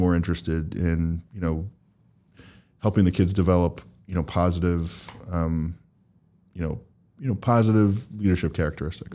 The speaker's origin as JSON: {"language": "English", "region": "New Jersey", "country": "United States", "moved": "yes", "lives_now": "Boston, United States", "said": "I'm from New Jersey"}